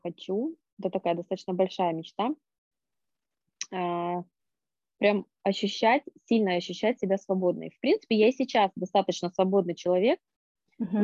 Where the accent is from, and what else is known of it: Norilsk, Krasnoyarsk Krai, Russia; born or raised there